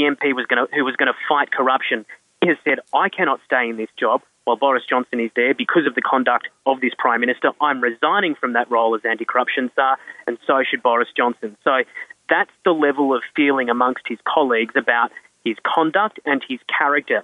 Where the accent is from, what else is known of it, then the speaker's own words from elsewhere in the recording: Australia; now in United Kingdom; I, as an Australian